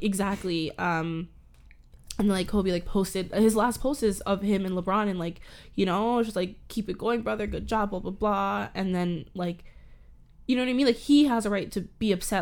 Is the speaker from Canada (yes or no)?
yes; Canada; accent: Canadian; I'm a Canadian, I live in Canada